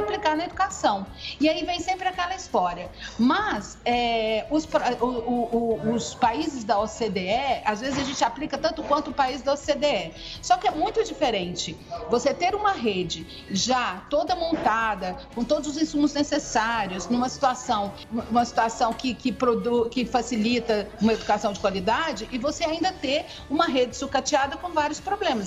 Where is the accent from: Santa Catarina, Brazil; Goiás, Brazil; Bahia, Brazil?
Goiás, Brazil; Goiânia; now in Brasília, Brazil; moro em Brasília há muito tempo, já há mais de 20 anos. Sou de, sou de Goiânia